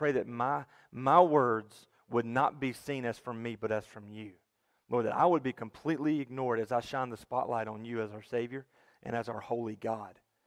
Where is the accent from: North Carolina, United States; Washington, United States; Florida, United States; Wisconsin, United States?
North Carolina, United States; Durham; moved away; I'm from Durham, North Carolina, just about 150 miles down the road